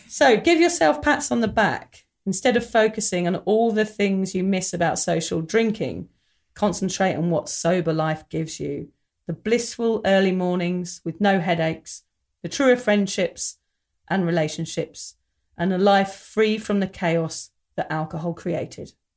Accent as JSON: {"language": "English", "region": "England", "country": "United Kingdom", "tie": "born or raised there", "said": "when we were growing up in England in the mid nineties"}